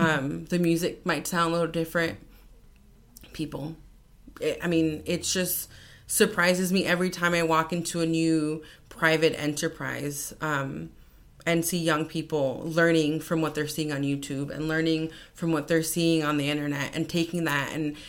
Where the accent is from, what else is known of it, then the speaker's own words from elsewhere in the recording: Hialeah, Florida, United States; growing up in Miami Lakes, Hialeah, and I go back to Cuba